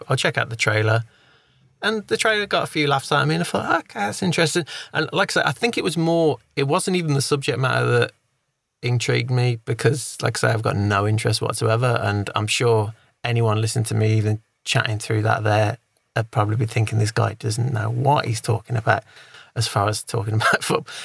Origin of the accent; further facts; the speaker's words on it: England, United Kingdom; I'm an Englishman